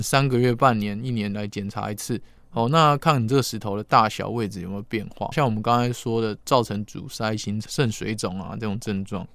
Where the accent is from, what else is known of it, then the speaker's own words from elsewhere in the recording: Taiwan; 我们台湾人